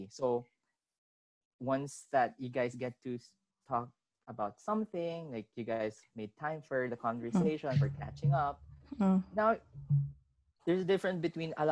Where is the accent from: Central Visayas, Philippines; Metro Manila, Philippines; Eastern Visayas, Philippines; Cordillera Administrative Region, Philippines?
Metro Manila, Philippines; Manila; I was born and raised in Manila.